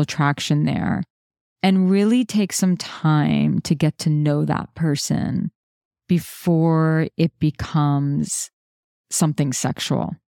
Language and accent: English; New York City, New York, United States; I'm a New Yorker